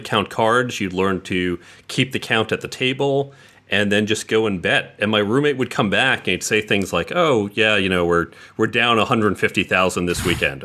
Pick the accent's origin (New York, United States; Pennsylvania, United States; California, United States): New York, United States; New York City; also born or lived in Westchester / New Jersey; I was born in the city itself, and I would say the suburbs of the city, usually within about an hour or so of the city, uh, for a good deal of my life